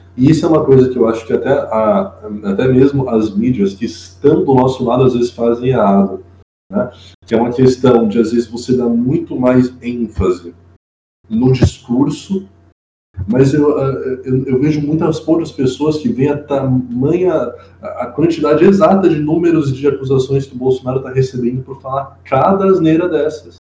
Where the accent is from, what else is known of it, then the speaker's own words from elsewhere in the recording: Brazil; nós somos como brasileiros